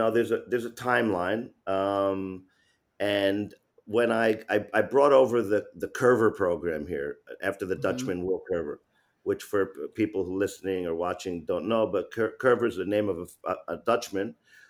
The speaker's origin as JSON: {"language": "English", "region": "New York", "country": "United States", "said": "because I'm from New York"}